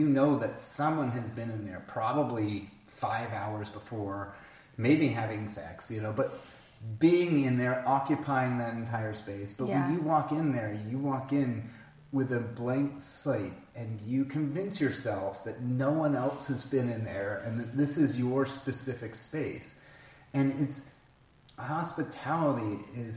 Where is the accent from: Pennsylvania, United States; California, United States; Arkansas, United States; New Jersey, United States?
California, United States; Palm Springs; I grew up in Palm Springs, which was by rights a tourist destination